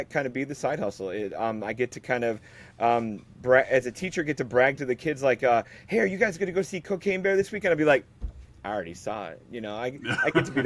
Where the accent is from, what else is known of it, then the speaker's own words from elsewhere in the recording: Illinois, United States; I'm from Piatone, Illinois, originally